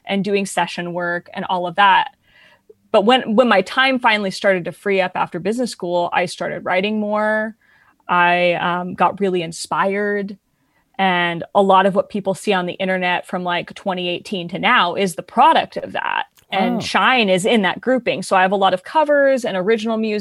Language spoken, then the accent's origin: English; San Diego, California, United States; also born or lived in Los Angeles; I grew up in San Diego performing in professional theater